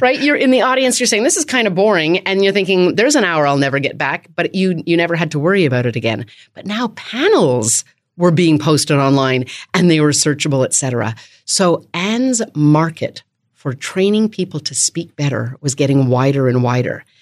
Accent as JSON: {"language": "English", "country": "Canada", "also_born_or_lived": "Winnipeg, Manitoba", "moved": "yes", "lives_now": "Washington, D.C., United States", "said": "I am from Canada"}